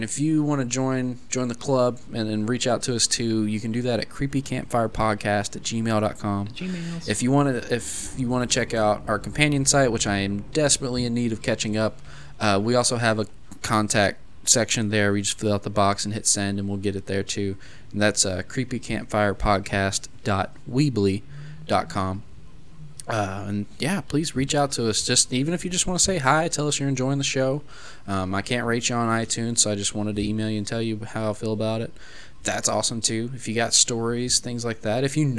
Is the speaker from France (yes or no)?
no; Jacksonville, Florida, United States; Florida, Floridians. I'm from there, you guys, actually. I know I talk about Kentucky all the time. I was born in Jacksonville, technically.